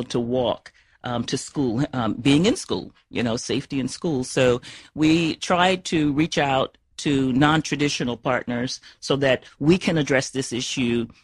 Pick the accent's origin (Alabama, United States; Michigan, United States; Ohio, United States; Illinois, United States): Alabama, United States; Mobile; I'm from Alabama, from Mobile, so I'm definitely from Deep South